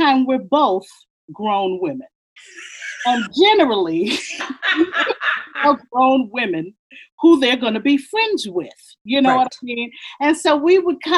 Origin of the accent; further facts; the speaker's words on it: Chicago, Illinois, United States; moved away; also born or lived in New York; I was still living in Chicago. I was born in New York, and we moved to Chicago because my dad, who was a jazz musician, got a gig